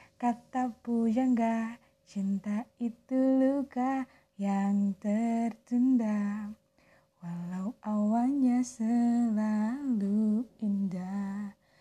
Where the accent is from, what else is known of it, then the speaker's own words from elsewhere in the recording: Soreang, West Java, Indonesia; Aku orang Soreang. Balik Bandung asli.